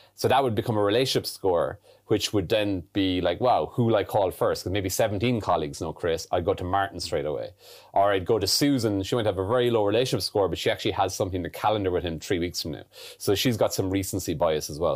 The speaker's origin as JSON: {"language": "English", "country": "Ireland", "tie": "born or raised there", "also_born_or_lived": "London, United Kingdom / United States", "moved": "as an adult", "said": "growing up in Ireland"}